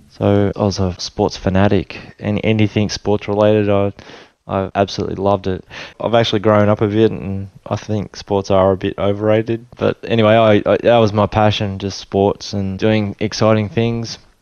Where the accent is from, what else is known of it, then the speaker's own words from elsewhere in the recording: Tweed Heads, New South Wales, Australia; also born or lived in Sydney / Papua New Guinea; I was born in Sydney and uh, moved to Tweed Heads. So I grew up in Tweed Heads, New South Wales